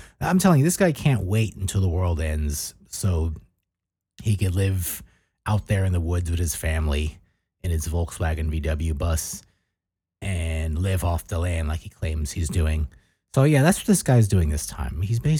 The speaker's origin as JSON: {"language": "English", "region": "New Jersey", "country": "United States", "said": "And I'm like, yeah, of course. I'm from New Jersey."}